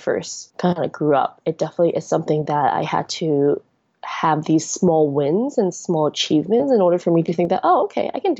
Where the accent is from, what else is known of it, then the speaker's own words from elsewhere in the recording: Hong Kong; moved away; also born or lived in United States; I was born and raised in Hong Kong, but then because I went to the US for school for about 10 years and worked there for a year and a half